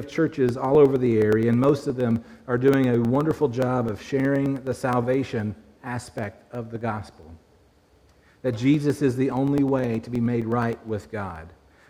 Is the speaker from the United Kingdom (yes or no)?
yes; Glasgow, Scotland, United Kingdom; moved away; So I grew up in Glasgow. Many of you know that, and don't hold it against me.